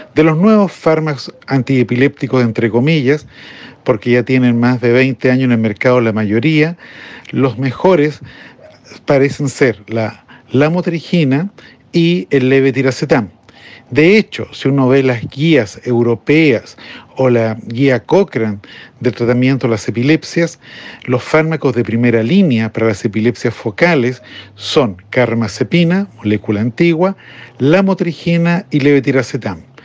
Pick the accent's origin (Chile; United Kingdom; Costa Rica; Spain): Chile; mi país, Chile